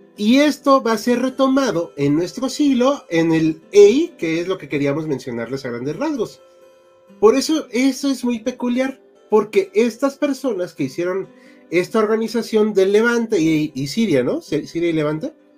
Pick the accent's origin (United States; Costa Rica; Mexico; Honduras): Mexico; como mexicano en México